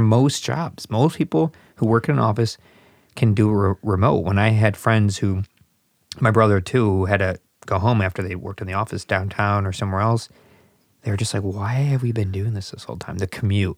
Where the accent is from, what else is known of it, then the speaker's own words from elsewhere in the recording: Southwest suburbs of Chicago, Illinois, United States; accent: Chicago; I'm from the Southwest suburbs